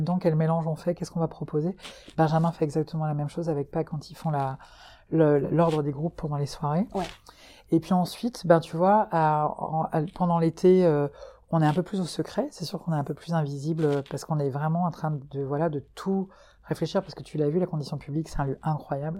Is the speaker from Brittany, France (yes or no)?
yes; Breton, Brittany, France; moved away as an adult; now in Hauts-de-France, France; moi je suis bretonne, mais j'ai été adoptée par les gens du, du, du, des Hauts-de-France et du Nord là depuis trois ans.